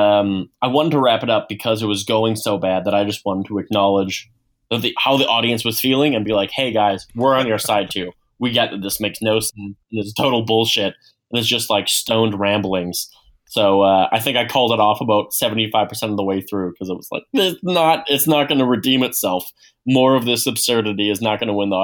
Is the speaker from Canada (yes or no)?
yes; Edmonton, Alberta, Canada; also born or lived in Vancouver; I was living in Vancouver, so we're all from Edmonton.